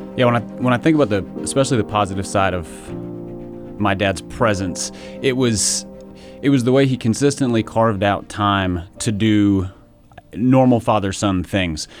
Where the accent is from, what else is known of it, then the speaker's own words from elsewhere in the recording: Minnesota, United States; I grew up in Minnesota